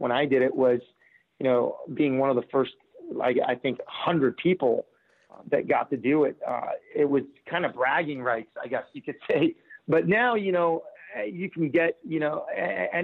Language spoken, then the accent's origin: English; San Diego, California, United States; growing up in San Diego